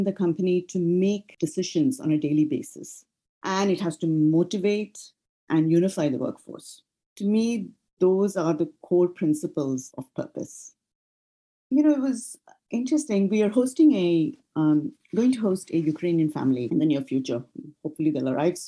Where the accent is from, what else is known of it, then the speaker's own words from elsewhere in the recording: India; moved away as an adult; also born or lived in United States; now in United Kingdom; I was born and raised in India, and my first career launched there.